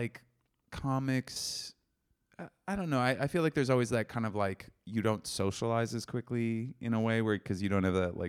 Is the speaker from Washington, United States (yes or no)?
yes; Seattle, Washington, United States; I'm from Seattle.